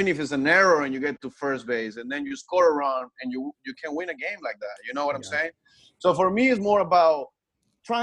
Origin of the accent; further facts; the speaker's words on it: Punto Fijo, Falcón, Venezuela; English is a second language; now in United States; I grew up in Punto Fijo. The state is Falcón